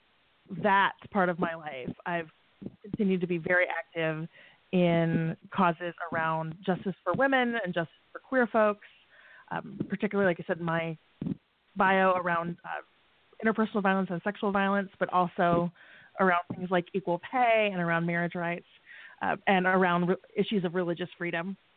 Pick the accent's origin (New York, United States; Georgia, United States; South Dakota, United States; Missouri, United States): South Dakota, United States; my home state